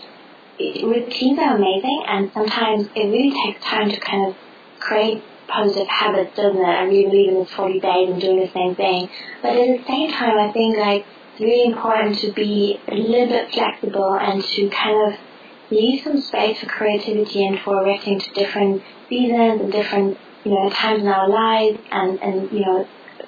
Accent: Germany; English is a second language; moved away; Germany's my home country

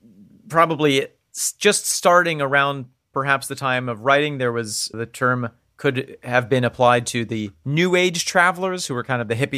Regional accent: United States

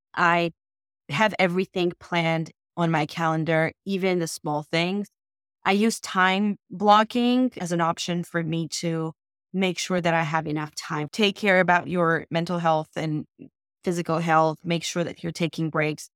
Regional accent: Armenia; moved away as an adult; now in United States; I immigrated from Armenia to the United States

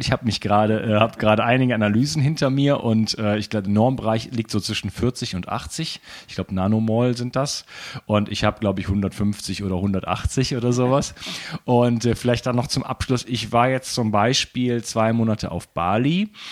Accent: Germany; moved away as an adult; now in France; ich bin Mitteleuropäer, also gebürtiger Deutscher, wohne schon in Frankreich

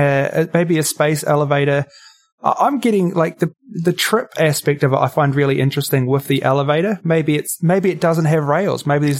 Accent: New Zealand; You may be able to tell from my accent, if you've got nicely trained ears, that I'm not Australian. I am, in fact, a Kiwi

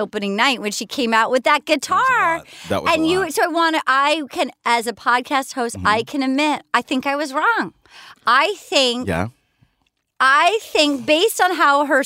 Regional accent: Fall River, Massachusetts, United States; moved away; also born or lived in Little Compton, Rhode Island; That's where I was born

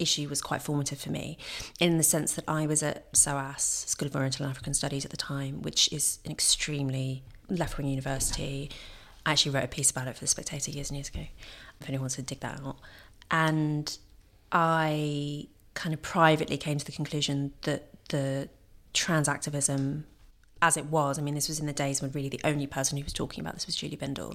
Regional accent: London, United Kingdom; I grew up in London.

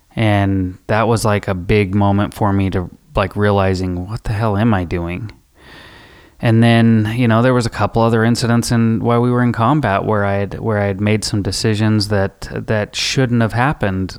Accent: Rock Springs, Wyoming, United States; I grew up in Rock Springs, Wyoming.

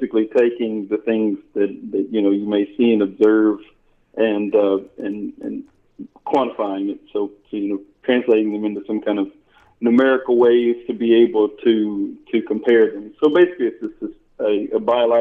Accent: Hull, Texas, United States; I grew up in a little county called Liberty County, a little town called Hull, Texas, small town

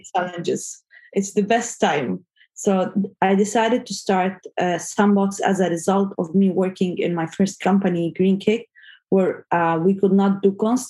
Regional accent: Gaza, Gaza Strip, Palestine; moved away as an adult; now in Saudi Arabia; I was born in Gaza and I grew up there

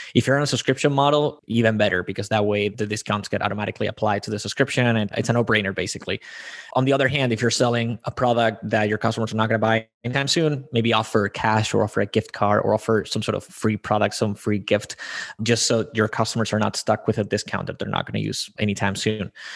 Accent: Spain; I am born and raised in Spain

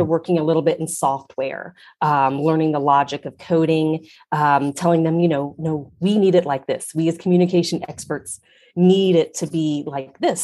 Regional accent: Ohio, United States; I grew up in Ohio

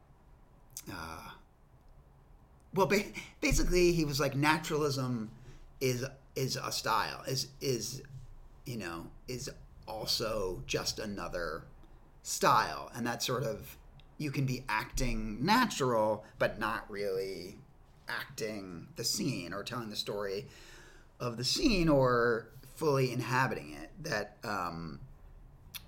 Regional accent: New York, United States; I grew up in New York

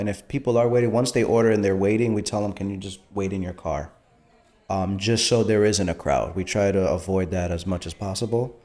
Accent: Port Chester, New York, United States; Just Port Chester. I'm just in Port Chester. I'm born and raised here, so I figured why not stay in my hometown

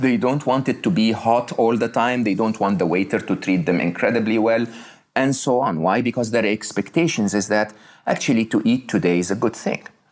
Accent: Egypt; I was born in Egypt. I was raised in Egypt, uh, uh educated in public schools in Egypt.

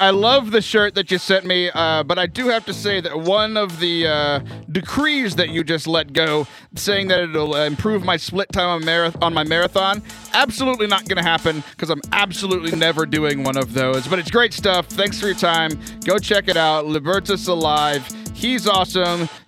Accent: Houston, Texas, United States; when I was growing up in Houston

